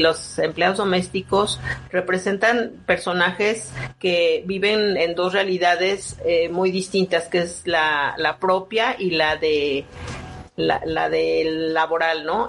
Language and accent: Spanish; Mexico; lo que somos como mexicanos